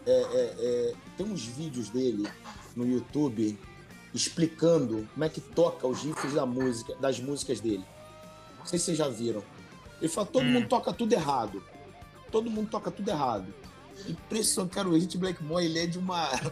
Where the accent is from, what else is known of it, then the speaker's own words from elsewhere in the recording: Rio de Janeiro, Brazil; eu sou do Rio